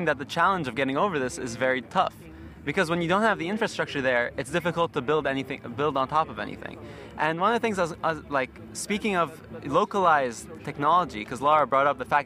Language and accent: English; Lebanon; I'm from Lebanon